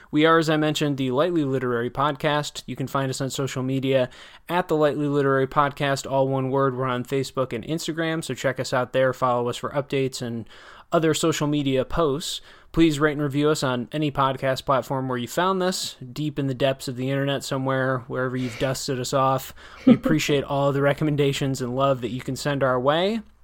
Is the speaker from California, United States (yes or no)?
no; Wisconsin, United States; I'm from Wisconsin or, you know, I enjoyed growing up there